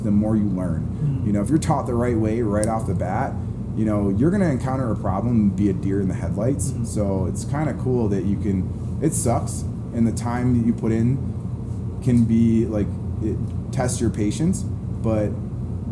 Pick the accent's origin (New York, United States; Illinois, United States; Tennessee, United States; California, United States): Illinois, United States; Chicago; I grew up in Chicago